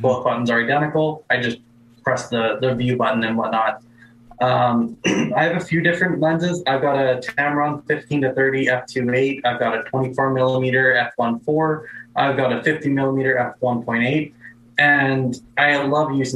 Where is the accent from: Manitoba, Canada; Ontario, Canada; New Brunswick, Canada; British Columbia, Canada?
Manitoba, Canada; Brandon; in Brandon, like my hometown